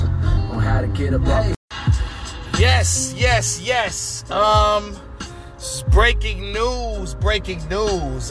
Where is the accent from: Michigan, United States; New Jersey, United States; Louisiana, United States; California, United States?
Michigan, United States; Detroit; I am from Detroit